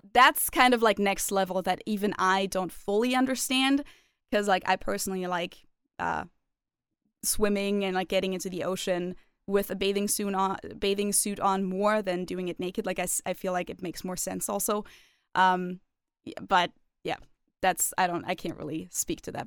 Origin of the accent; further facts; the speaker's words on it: Germany; growing up in Germany until I, like, you know, turned sixteen